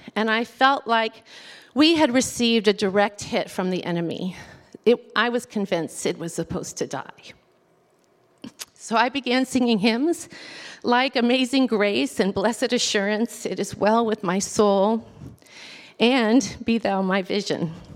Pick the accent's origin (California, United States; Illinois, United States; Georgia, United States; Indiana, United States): California, United States; Southern; I was raised on Southern California beaches